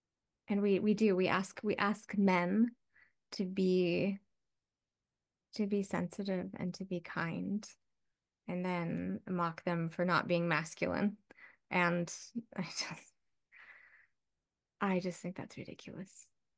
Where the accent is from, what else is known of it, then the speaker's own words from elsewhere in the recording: Midwest, United States; I grew up in the Midwest. Every house had lightning rods on the roof because we had thunderstorms all the time and had old farmhouses